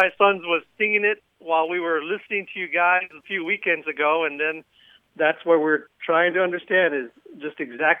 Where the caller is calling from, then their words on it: Texas, United States; Yes, this is …. We are calling from Carn City, Texas.